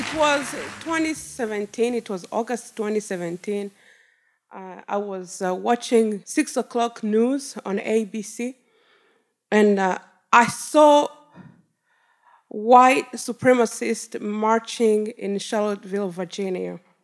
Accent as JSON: {"language": "English", "country": "Rwanda", "moved": "yes", "lives_now": "Detroit, United States", "said": "I was taken back to my country. I come from Rwanda."}